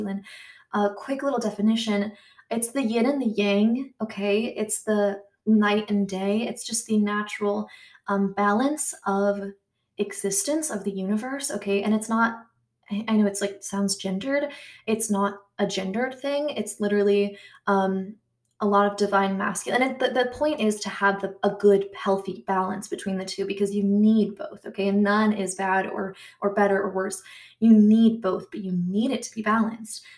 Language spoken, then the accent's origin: English; United States; accent: American; I'm American